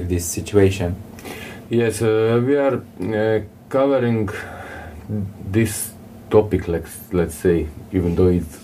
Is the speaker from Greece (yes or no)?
no; Croatia